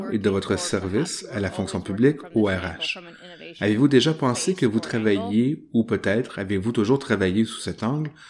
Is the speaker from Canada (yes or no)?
yes; British Columbia, Canada; Je suis né et j'ai grandi en Colombie-Britannique.